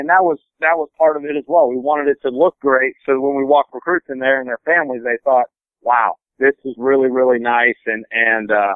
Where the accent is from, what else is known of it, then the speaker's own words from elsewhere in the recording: Cincinnati, Ohio, United States; also born or lived in Indiana; I was born in Indiana, grew up outside of Cincinnati, Ohio